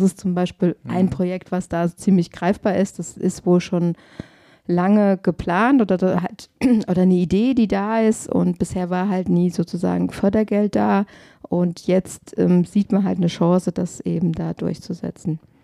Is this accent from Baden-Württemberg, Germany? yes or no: no; Glauberg, Hesse, Germany; Ich bin in Glauberg groß geworden